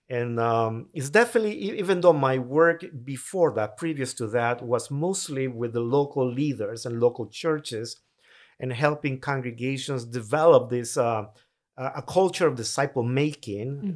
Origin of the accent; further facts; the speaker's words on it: Tegucigalpa, Francisco Morazán, Honduras; English is a second language; moved away as an adult; now in United States; born raised in Tegucigalpa, capital city of Honduras